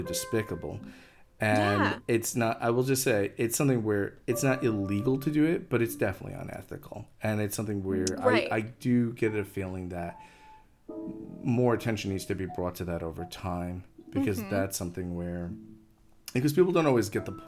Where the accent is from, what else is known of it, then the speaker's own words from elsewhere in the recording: Long Island, New York, United States; I grew up in Long Island.